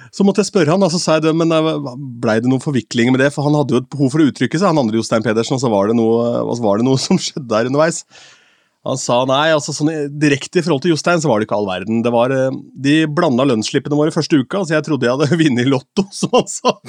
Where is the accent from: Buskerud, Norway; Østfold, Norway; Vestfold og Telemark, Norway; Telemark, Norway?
Østfold, Norway; Askim; moved away; ungdomsklubben hjemme i Askim